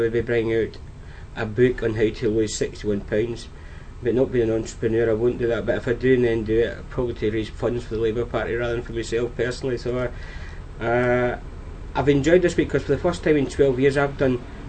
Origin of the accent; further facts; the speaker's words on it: Wigan, North West England, United Kingdom; my hometown Wigan